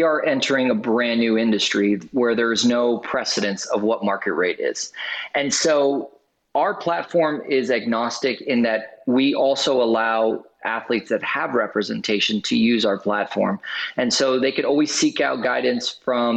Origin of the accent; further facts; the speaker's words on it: Orlando, Florida, United States; here in my hometown in Orlando